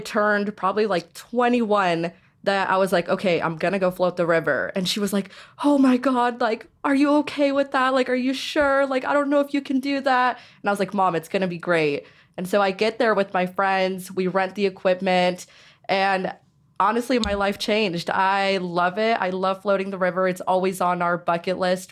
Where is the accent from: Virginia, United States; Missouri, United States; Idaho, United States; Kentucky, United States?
Idaho, United States; Caldwell; growing up in Caldwell